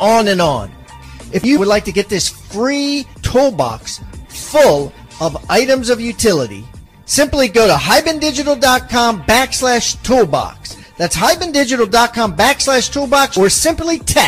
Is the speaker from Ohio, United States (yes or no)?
no; suburb of Baltimore, Maryland, United States; I'm from suburb of Baltimore, Maryland.